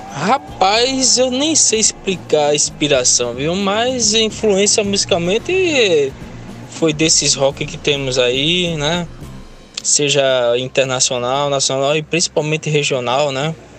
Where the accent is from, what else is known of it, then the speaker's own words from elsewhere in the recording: Paulista, Pernambuco, Brazil; also born or lived in Recife; Eu nasci em Recife, mas eu morava, a minha moradia era o Janga. Meus primeiros anos de vida